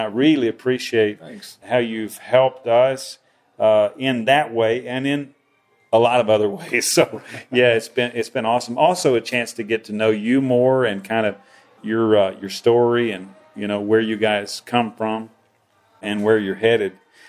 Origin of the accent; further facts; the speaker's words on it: United States; we're both from the Midwest, or we're both from wherever, you know, we're both from the U.S.